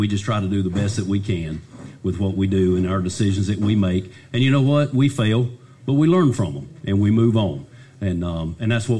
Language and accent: English; Pickens, South Carolina, United States; born and raised in Pickens, 50 years young